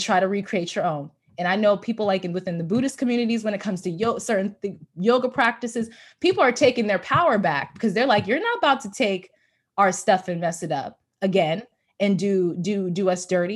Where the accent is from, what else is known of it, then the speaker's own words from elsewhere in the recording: United States; I'm a African-American person living in America who's born here